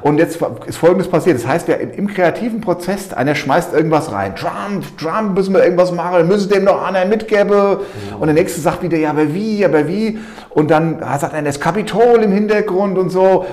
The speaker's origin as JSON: {"language": "German", "town": "Walluf", "region": "Hesse", "country": "Germany", "tie": "born or raised there", "also_born_or_lived": "Eltville", "moved": "as an adult", "lives_now": "Untertaunus, Germany", "said": "geboren in Eltville im Krankenhaus, aber ansonsten Walluffe"}